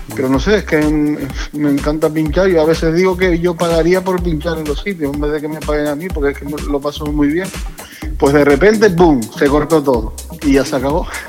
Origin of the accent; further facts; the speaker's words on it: Tenerife, Canary Islands, Spain; yo nací aquí en Tenerife, y, y pues pertenecía a un grupo de break aquí